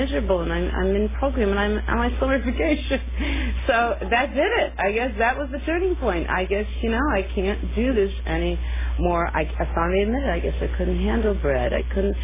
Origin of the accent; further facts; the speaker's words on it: New York City, New York, United States; now in California, United States; I come from New York State, and, you know, New York City